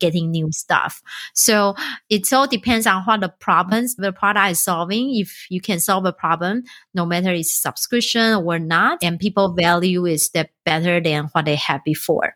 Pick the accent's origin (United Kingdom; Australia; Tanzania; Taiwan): Taiwan; moved away; I'm originally from Taiwan